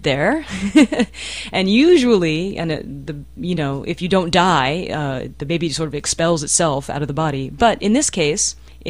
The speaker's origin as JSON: {"language": "English", "region": "Texas", "country": "United States", "said": "my home state."}